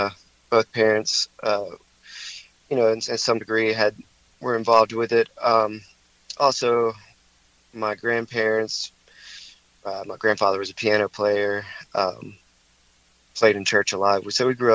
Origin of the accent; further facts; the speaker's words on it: High Point, North Carolina, United States; also born or lived in Greensboro; I grew up in High Point, so, you know, I've lived all over the place, but for most of my life I've lived in High Point in Greensboro.